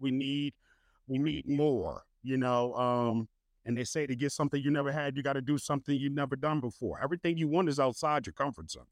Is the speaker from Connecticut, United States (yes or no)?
no; New Jersey, United States; moved away; I'm from Jersey